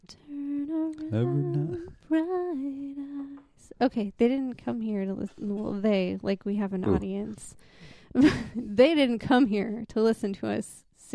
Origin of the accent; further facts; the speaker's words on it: Oregon coast, United States; I chose one from my hometown, mostly Dan's hometown, mostly.